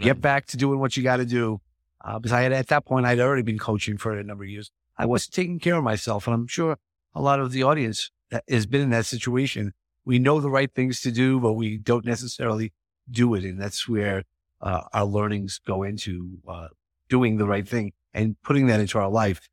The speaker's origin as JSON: {"language": "English", "region": "New York", "country": "United States", "said": "I am from New York"}